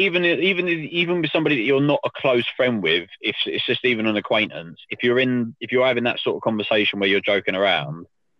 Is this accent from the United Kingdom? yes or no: yes; United Kingdom; if it's just a weird trait of being British